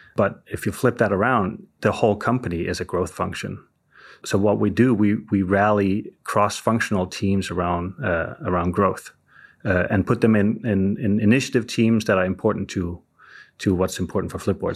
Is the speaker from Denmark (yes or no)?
yes; Denmark; moved away as an adult; also born or lived in Southern California; now in Silicon Valley, United States; I'm originally from Denmark, and I moved to, uh, California in, uh, two thousand, uh, you know, basically for love